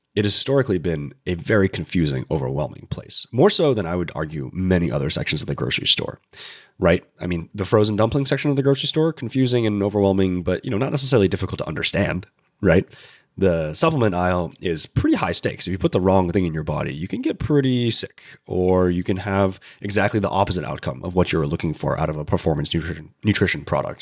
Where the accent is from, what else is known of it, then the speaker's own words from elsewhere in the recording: Central Coast of California, United States; I grew up in California